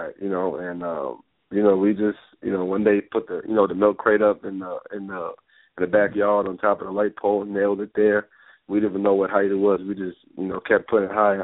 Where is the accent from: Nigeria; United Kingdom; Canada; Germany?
Nigeria; moved away; also born or lived in Boston; Growing up in my country, Nigeria